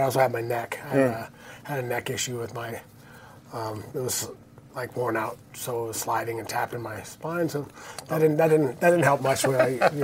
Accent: Santa Barbara, California, United States; I grew up in Santa Barbara. Mm-hmm. Born and raised in Santa Barbara

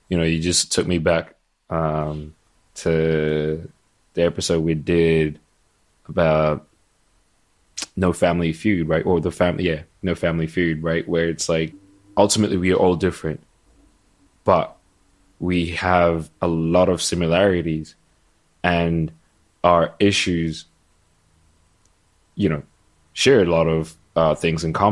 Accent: Ghana; whether it's because I'm from Ghana and I and I tell you that Jollof is from Ghana

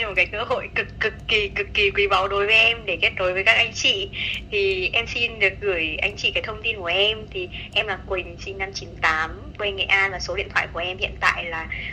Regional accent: Nghệ An, Vietnam; now in Hanoi, Vietnam; em quê ở Nghệ

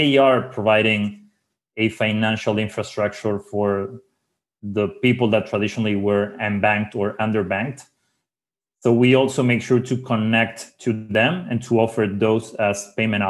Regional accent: Uruguay; I'm originally from Uruguay. And when I say that I'm from Uruguay

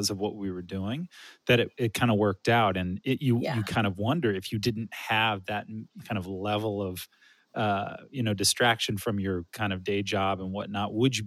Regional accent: California, United States; moved away as an adult; also born or lived in East Coast; now in Midwest, United States; I'm from California, but I have lived the bulk of my adult life on the East Coast, and now I'm living in the Midwest

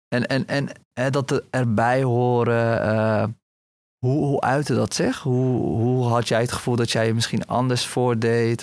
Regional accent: Rotterdam, South Holland, Netherlands; ik kom zelf uit Rotterdam

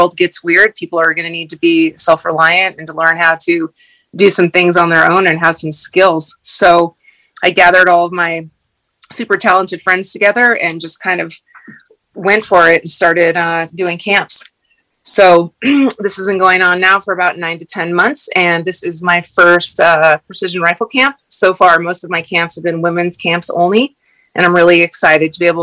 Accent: Wood River Valley, Idaho, United States; also born or lived in Montana; I'm fourth generation from the Wood River Valley, which is in southern Idaho, right outside of Sun Valley. I've grown up in the mountains

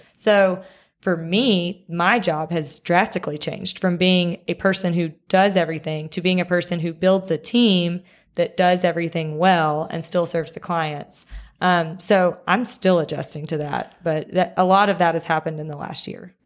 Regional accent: Picayune, Mississippi, United States; now in Jackson, United States; I am from Picayune, Mississippi, um, which is kind of, people here say the coast.

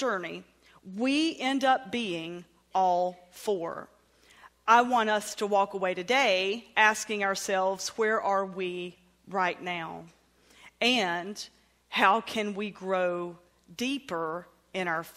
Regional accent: the South, United States; accent: southern; my southern accent

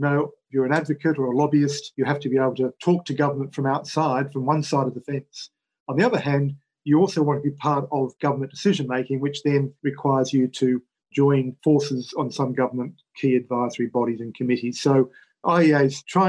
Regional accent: Victoria, Australia; my home state of Victoria

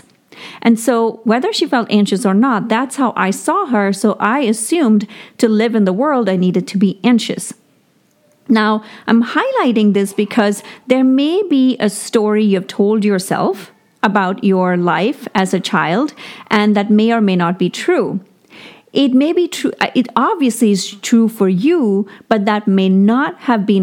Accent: India; moved away; I grew up in India with not very much means

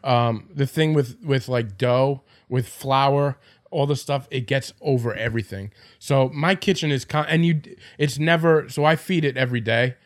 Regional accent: Farmingdale, New York, United States; I'm from Farmingdale.

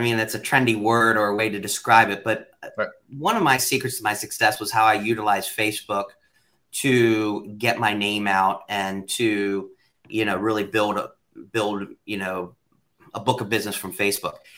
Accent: York, Pennsylvania, United States; a kid that was born and raised in York County, Pennsylvania.

